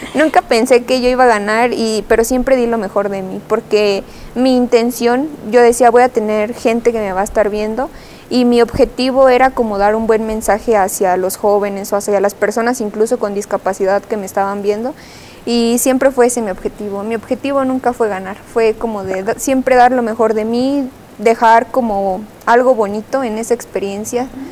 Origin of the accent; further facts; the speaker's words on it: her home town near Celaya and Salamanca, Guanajuato, Mexico; es mi pueblo, es mi raíz.